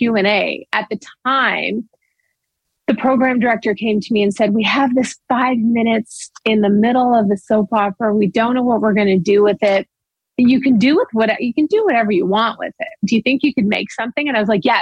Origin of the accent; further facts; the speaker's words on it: Owen Sound, Ontario, Canada; moved away; I came from Owen Sound